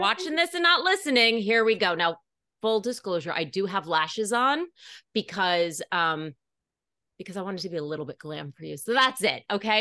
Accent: Putnam County, New York, United States; I was born here in New York City, grew up in Putnam, on the Upper East Side now

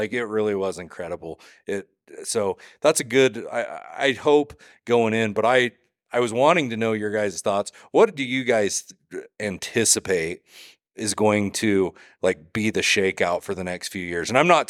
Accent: Idaho, United States; I mean, I come from Southeast Idaho.

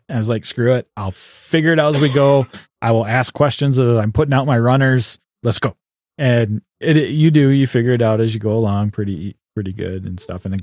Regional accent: Canada; And I'm a Canadian.

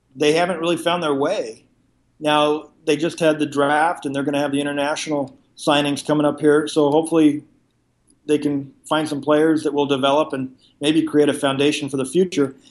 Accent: La Mesa, California, United States; also born or lived in San Diego; I was, uh, born and raised in San Diego. I grew up in La Mesa, just about ten miles from the stadium

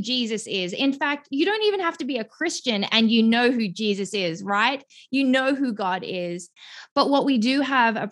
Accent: Melbourne, Victoria, Australia; moved away as an adult; now in Greenville, United States; I'm originally from Melbourne, Australia. I have lived there my entire life until about 6 years ago

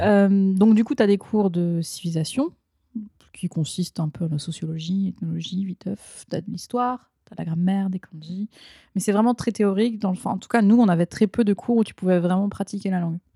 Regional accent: Ardennes, Grand Est, France; moved away as an adult; also born or lived in Lille; now in Japan; je viens des Ardennes, donc petite, euh, petit département euh, on n'a pas de faculté, donc il fallait forcément que je parte

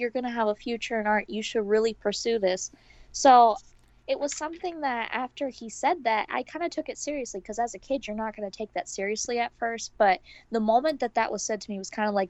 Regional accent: New York, United States; I'm from New York.

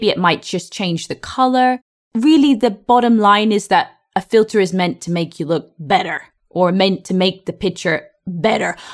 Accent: France; English is a second language; I'm from France and I want to say a big thank you. I improve my English with you every day.

